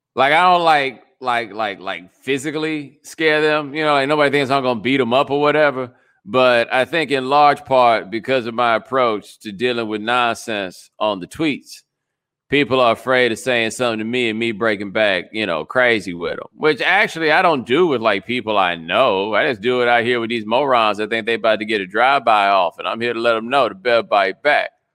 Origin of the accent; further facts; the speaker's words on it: Texas, United States; I am from Texas